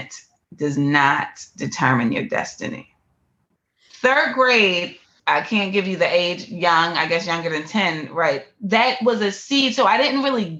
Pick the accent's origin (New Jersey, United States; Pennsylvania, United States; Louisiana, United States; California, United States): Pennsylvania, United States; Philadelphia; I was born in Philadelphia, one of the most impoverished areas in Philadelphia, Pennsylvania